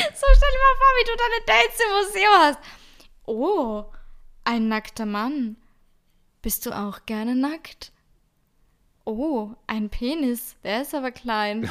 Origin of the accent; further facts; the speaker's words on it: Salzburg, Austria; ich bin aus Salzburg-Stadt